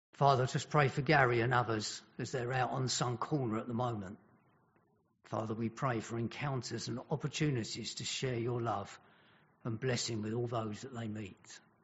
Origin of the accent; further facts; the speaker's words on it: Welsh, Wales, United Kingdom; being Welsh